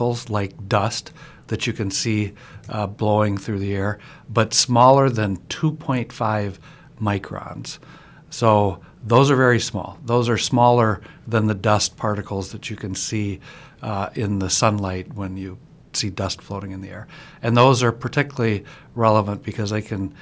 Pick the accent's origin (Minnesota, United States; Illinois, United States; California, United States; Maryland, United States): Minnesota, United States; Minneapolis; I grew up in Minneapolis, and we had family out east